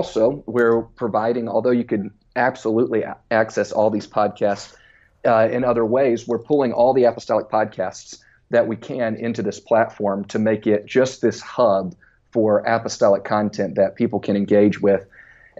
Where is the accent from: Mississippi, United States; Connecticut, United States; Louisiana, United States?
Louisiana, United States; Baton Rouge; moved away as an adult; also born or lived in Center, Texas; now in St. Louis, United States; I was from Baton Rouge